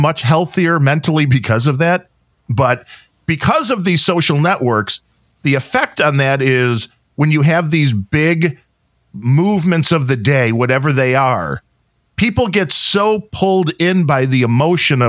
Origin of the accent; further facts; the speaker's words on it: Chicago, Illinois, United States; I come from the Chicago area